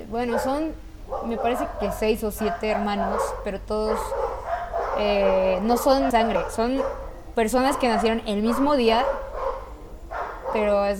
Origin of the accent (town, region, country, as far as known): Mexico